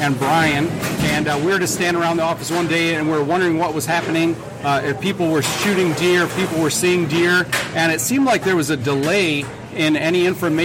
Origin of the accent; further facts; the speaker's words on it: Oakland County, southeast Michigan, United States; We're from Oakland County, from southeast Michigan